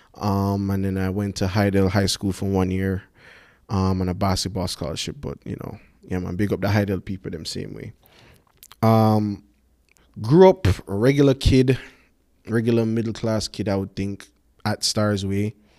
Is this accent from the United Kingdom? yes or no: no; Kingston, Jamaica; I'm from Jamaica, born and raised. Grew up in Kingston